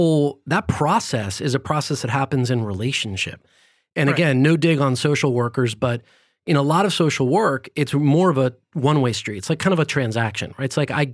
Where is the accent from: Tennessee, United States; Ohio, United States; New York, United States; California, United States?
California, United States; born there; also born or lived in several countries; I mean, I like I mentioned, I was born in California, but I grew up in a number of different countries because my dad had a job that moved us around a lot.